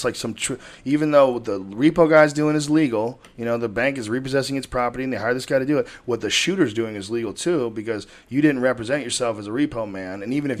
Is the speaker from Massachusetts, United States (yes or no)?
yes; Boston, Massachusetts, United States; accent: Boston; I grew up in Boston, and it was Whitey Bulger, that guy who just got busted.